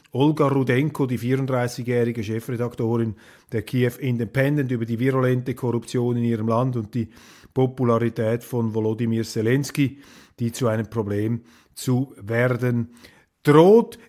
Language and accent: German; Switzerland; wir Schweizer